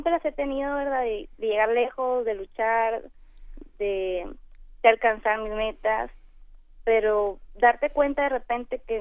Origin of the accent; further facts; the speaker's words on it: Culiacán, Sinaloa, Mexico; Yo soy de Culiacán, Sinaloa.